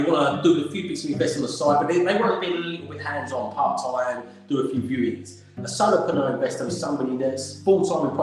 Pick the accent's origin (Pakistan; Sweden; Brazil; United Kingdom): United Kingdom; Essex, East of England; also born or lived in London; I was born in London, and I'm proud of being born in the capital of the UK. It's a great city. But then from the age of six, I grew up in a little village in Essex called Avery